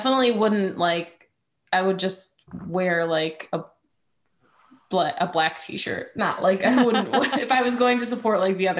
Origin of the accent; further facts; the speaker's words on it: United States; I'm an American.